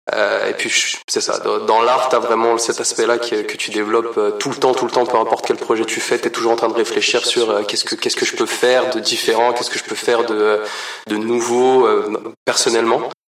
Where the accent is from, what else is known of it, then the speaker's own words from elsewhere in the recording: Paris region, Île-de-France, France; also born or lived in Portugal (ancestry); now in Montreal, Canada; je suis euh, d'origine portugaise, mais né en France, dans la région parisienne. Ça fait à peu près six ans et demi que je suis ici à Montréal